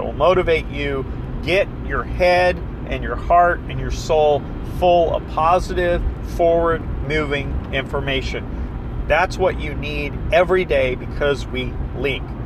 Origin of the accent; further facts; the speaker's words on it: the South, United States; I'm from the South, so we say fixings